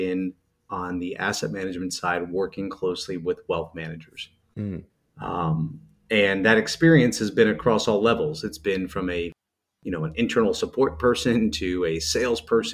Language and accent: English; New Jersey, United States; also born or lived in Pennsylvania; I'm a Jersey guy. I grew up in North Jersey, outside of New York City